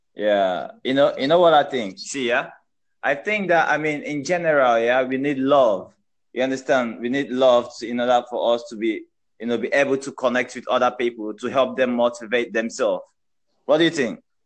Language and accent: English; Nigeria; I'm a Nigerian.